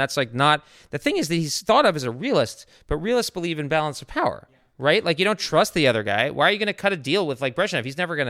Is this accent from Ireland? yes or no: no; Japan; I mean, I grew up in Japan. I love Japan.